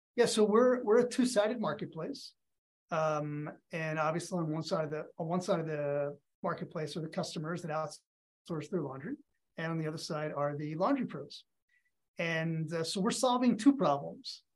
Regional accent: outside of Philadelphia, Pennsylvania, United States; I grew up outside of Philadelphia.

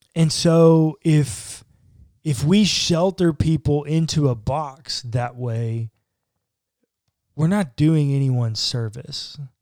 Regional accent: United States

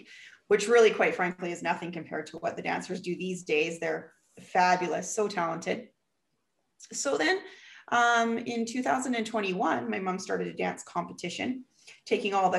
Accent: Vancouver, British Columbia, Canada; accent: Canadian; I'm from Canada, Vancouver, British Columbia.

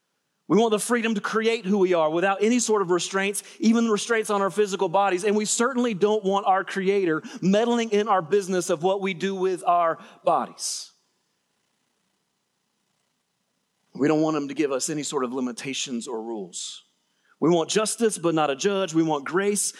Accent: Middle Georgia, United States; I'm from Middle Georgia

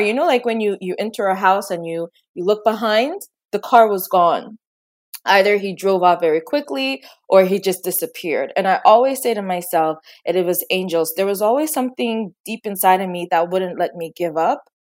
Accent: Trinidad & Tobago; Growing up, I was born in Trinidad and Tobago

